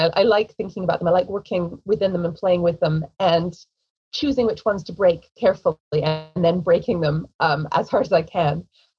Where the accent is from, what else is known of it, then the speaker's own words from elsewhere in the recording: England, United Kingdom; accent: American; also born or lived in United States; I grew up in England. I was born in America, but I was raised very American. My mother, you know, sort of gave me all the American food, American holidays, American accent, as you can hear.